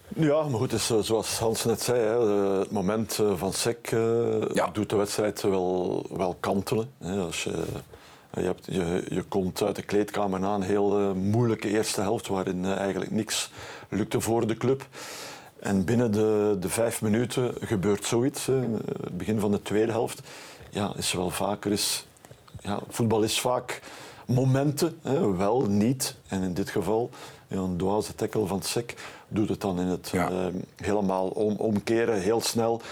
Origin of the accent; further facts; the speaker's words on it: Bruges, Flanders, Belgium; bij ons in Brugge